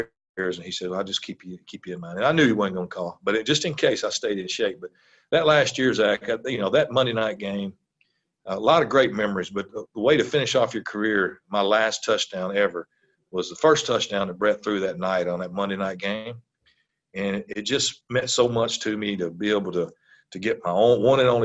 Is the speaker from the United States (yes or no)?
yes; Mississippi, United States; moved away as an adult; also born or lived in South Carolina; I'm from Mississippi